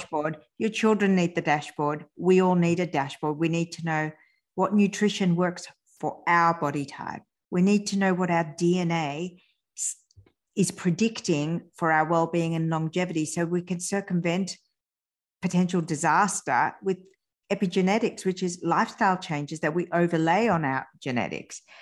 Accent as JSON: {"language": "English", "country": "France", "tie": "born or raised there", "said": "I was born in France, but both my parents are Iranian"}